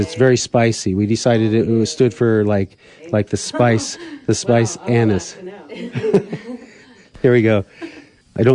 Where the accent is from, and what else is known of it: Black Hills of South Dakota, United States; born or raised there